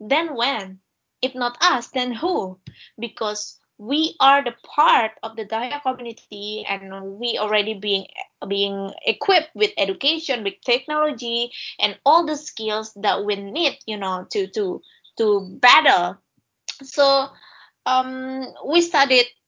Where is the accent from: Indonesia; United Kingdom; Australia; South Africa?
Indonesia; Kalimantan; I'm happy that I was born in Kalimantan. I'm proud to be someone that born in Kalimantan.